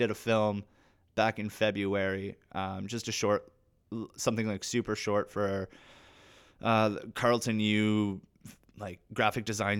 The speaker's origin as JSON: {"language": "English", "region": "Ontario", "country": "Canada", "said": "I'm actually from Northern Ontario this whole time."}